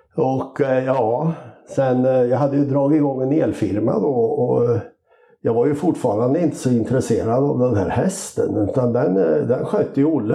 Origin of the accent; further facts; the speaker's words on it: Karlskoga, Värmland, Sweden; moved away as an adult; now in Lindesberg, Sweden; Jag är ju räknar mig som värmlänning som flyttade till Lindesberg då 1977